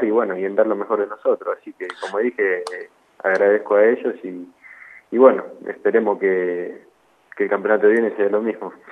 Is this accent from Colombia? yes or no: no; Rafaela, Santa Fe, Argentina; also born or lived in Buenos Aires / Italy / Freire; yo nací en Capital, después me, fui para Italia con, con mi viejo cuando jugábamos allá y después volví a Freire, Córdoba, el pueblo de, él, que estuvimos 3, 4 años viviendo ahí y después nos mudamos acá a Rafaela.